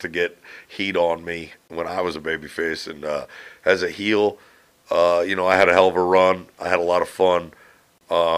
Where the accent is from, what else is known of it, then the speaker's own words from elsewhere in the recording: Northeast, United States; I lived a great life here in the Northeast growing up